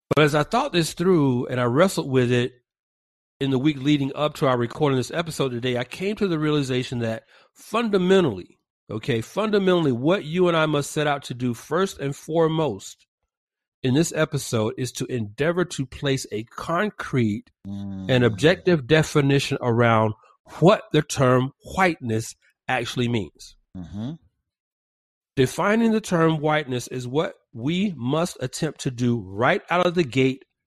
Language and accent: English; Georgia, United States; now in California, United States; back in my home state of Georgia